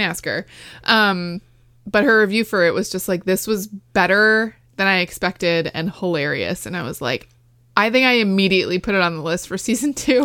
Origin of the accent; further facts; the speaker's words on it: West Islip, New York, United States; It's my hometown